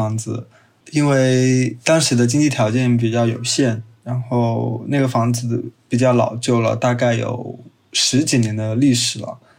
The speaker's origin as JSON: {"language": "Chinese", "region": "Chongqing", "country": "China", "said": "我来自重庆。"}